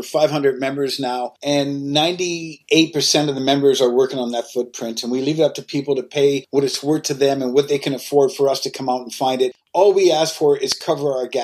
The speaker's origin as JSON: {"language": "English", "country": "Canada", "said": "I'm from Canada"}